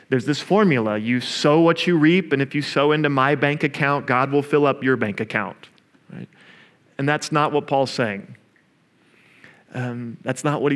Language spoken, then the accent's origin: English; Oklahoma, United States; I'm also from Oklahoma